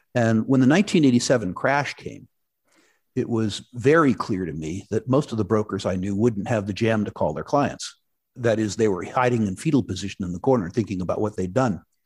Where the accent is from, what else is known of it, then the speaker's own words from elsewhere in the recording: San Jose, California, United States; moved away as an adult; also born or lived in Vancouver, Canada; As a very young man, I grew up in Silicon Valley, uh, San Jose, California, to be exact